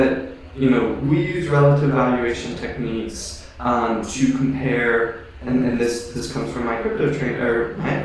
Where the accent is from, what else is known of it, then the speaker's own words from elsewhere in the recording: Hawaii, United States; I grew up in Hawaii